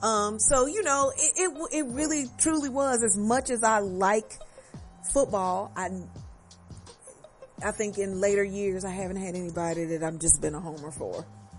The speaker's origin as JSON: {"language": "English", "region": "Louisiana", "country": "United States", "tie": "born or raised there", "moved": "yes", "lives_now": "Texas, United States", "said": "Girl raised in the South, Louisiana originally, but I've been in Texas."}